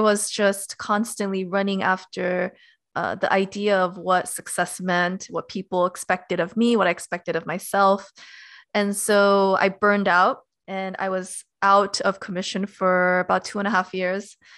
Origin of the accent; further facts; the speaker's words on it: Los Angeles, California, United States; I was born and raised in Los Angeles